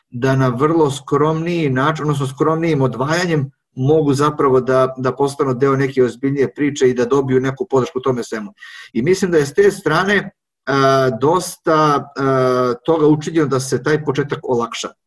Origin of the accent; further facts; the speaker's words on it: Serbia; ovde kod nas na Zapadnom Balkanu, a pre svega u Srbiji